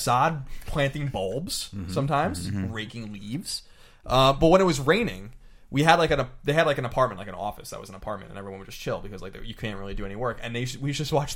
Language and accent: English; New York, United States; now in San Francisco, United States; I'm from New York, so on the East Coast